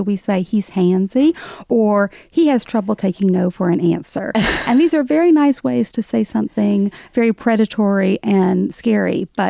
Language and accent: English; the South, United States; accent: Southern; And then I married a New Yorker who loves my Southern accent.